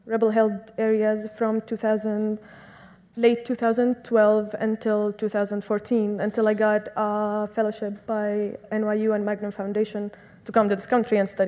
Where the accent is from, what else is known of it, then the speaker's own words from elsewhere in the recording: Syria; English is a second language; moved away as an adult; now in Brooklyn, United States; someone who was born and raised in Syria